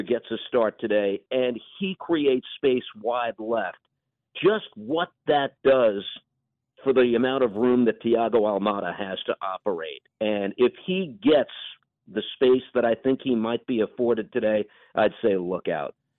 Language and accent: English; New York, United States; the metropolis that is New York, which has been my home for my entire life